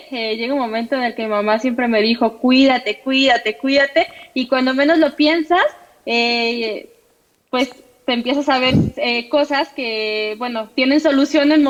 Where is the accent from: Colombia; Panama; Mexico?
Mexico; soy pentatleta mexicana.